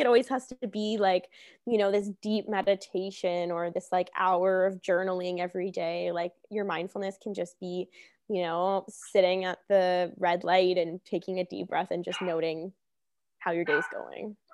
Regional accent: Hamilton, Ontario, Canada; moved away as an adult; I'm from Hamilton.

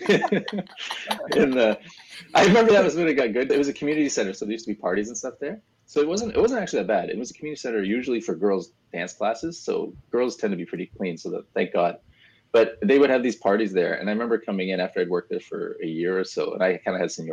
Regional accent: Brampton, Ontario, Canada; moved away; also born or lived in Etobicoke, Toronto; I grew up in Brampton, Ontario, which is like a little further up from Toronto, so it's a suburb

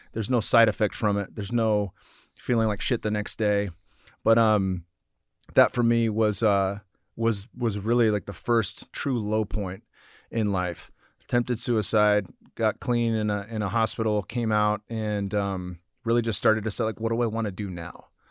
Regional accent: San Jose, California, United States; it was in San Jose, my hometown at the Shark Tank.

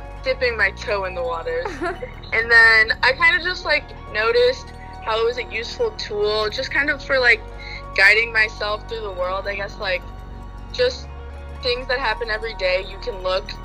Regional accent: St. Louis, Missouri, United States; I'm from St. Louis, Missouri.

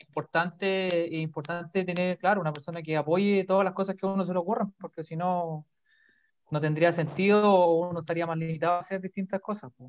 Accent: Rancagua, O'Higgins, Chile; yo soy de Rancagua, ¿ya? Yo soy de la sexta región

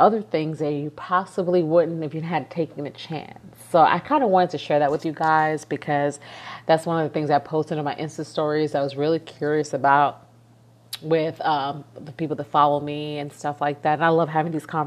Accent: New York City, New York, United States; moved away as an adult; I'm from New York. I've been born and raised in East New York, Brooklyn. And really, New York is all I've known.

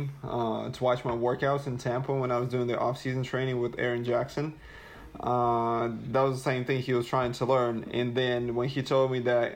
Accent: Russia; originally from Russia

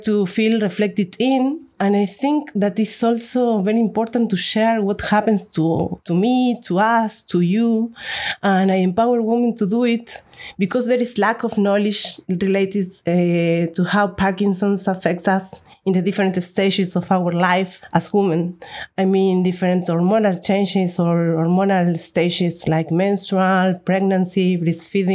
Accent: Argentina; now in Barcelona, Spain; I live in Barcelona, Spain. I'm originally from Argentina.

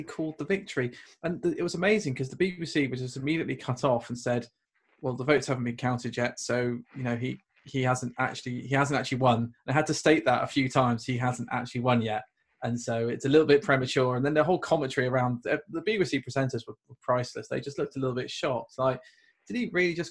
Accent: United Kingdom; accent: British; I'm British

